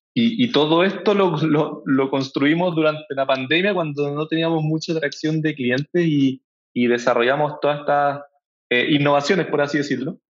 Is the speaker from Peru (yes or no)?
no; Chile; moved away as an adult; also born or lived in California; yo con Camilo vivíamos allá, a pesar de que mm. somos chilenos